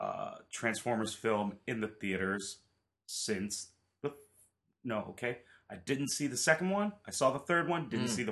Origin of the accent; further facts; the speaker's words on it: Austin, Texas, United States; I don't know what to do. I'm from Austin, Texas.